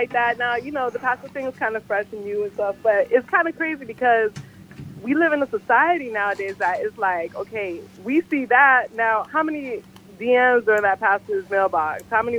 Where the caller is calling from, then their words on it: Miami, Florida, United States; I'm calling from Miami.